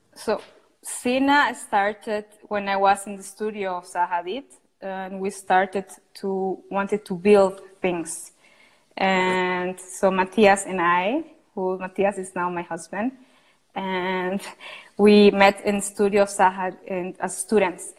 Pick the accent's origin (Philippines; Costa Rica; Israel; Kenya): Costa Rica; I come from Costa Rica, where is where I'm at the moment